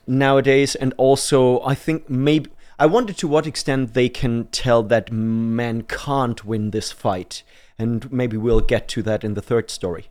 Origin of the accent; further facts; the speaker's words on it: Germany; moved away as an adult; now in United Kingdom; I'm from Germany, so I'm an immigrant